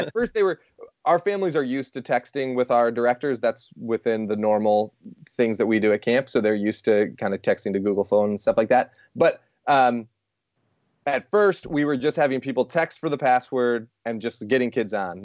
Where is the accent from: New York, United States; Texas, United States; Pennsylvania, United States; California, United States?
New York, United States; Rochester; we're from Rochester, New York